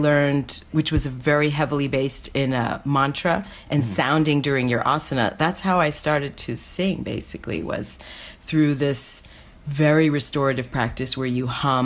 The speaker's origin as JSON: {"language": "English", "town": "Newark", "region": "New Jersey", "country": "United States", "tie": "born or raised there", "said": "I'm from Newark"}